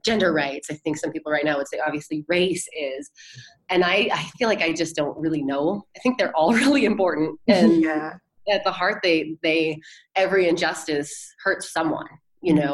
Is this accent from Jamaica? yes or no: no; United States; I was born in the United States of America